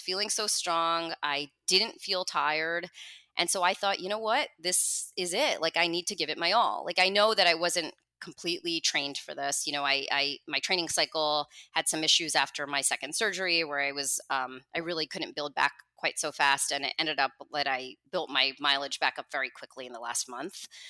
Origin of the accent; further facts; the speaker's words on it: New Jersey, United States; also born or lived in Manhattan, New York; I was born in New Jersey, and I've lived here my whole life, except for a five-year stint where my husband and I lived in Manhattan